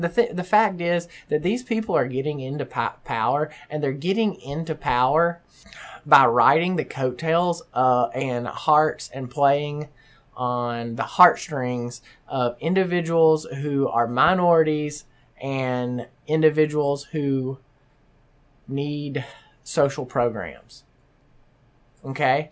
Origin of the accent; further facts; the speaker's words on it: the South, United States; now in Omaha, United States; I'm from the South